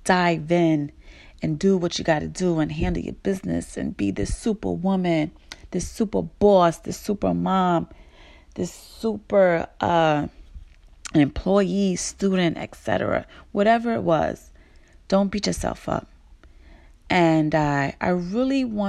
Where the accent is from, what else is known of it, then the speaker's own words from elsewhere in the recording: New York City, New York, United States; I was born and raised in Brooklyn